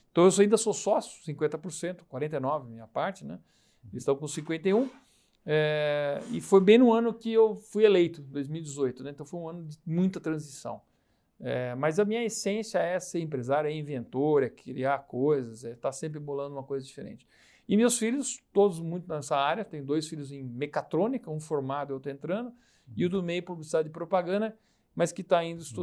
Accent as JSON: {"language": "Portuguese", "town": "Campinas", "region": "São Paulo", "country": "Brazil", "tie": "born or raised there", "said": "Isso em Campinas, nasci em Campinas."}